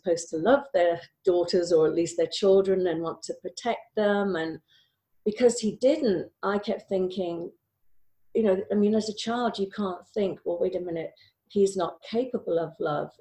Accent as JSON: {"language": "English", "region": "Wales", "country": "United Kingdom", "tie": "born or raised there", "said": "I grew up in Wales"}